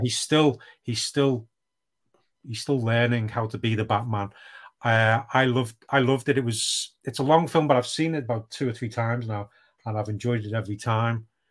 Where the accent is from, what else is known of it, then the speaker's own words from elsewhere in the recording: United Kingdom; I am British